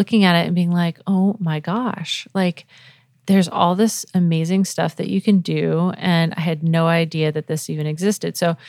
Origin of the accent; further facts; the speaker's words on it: New England, United States; also born or lived in Florida; So I was born in Florida, but I was a Navy brat, so I moved all around the U.S., but mostly grew up in New England, so Connecticut and Rhode Island, and moved back to Florida, went to college there